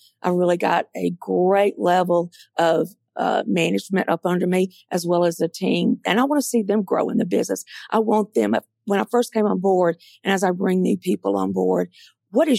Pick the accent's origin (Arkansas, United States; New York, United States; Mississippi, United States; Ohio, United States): Mississippi, United States; Mississippi Delta, United States; moved away as an adult; also born or lived in Atlanta; I grew up in the Mississippi Delta, and I love the Mississippi Delta. It's my home.